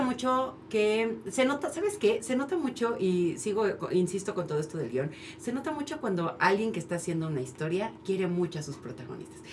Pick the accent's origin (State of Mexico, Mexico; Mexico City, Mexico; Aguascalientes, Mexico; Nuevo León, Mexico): Mexico City, Mexico; yo que crecí en Iztapalapa